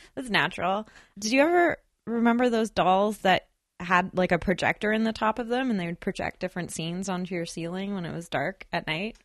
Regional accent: Burnaby, British Columbia, Canada; I grew up in Burnaby.

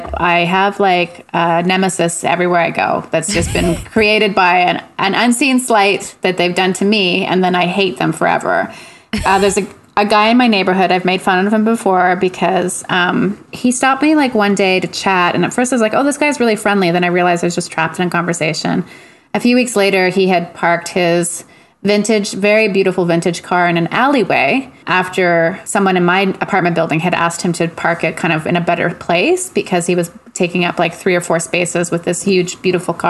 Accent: Montreal, Quebec, Canada; moved away as an adult; now in Vancouver, Canada; I'm from Montreal and the surrounding area. But I've been out here for like 20 years.

